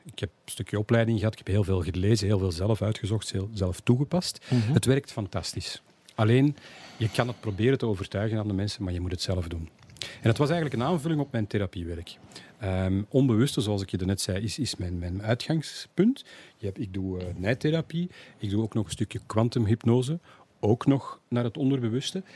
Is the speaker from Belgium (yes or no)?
yes; Antwerp, Flanders, Belgium; als echte Antwerpenaar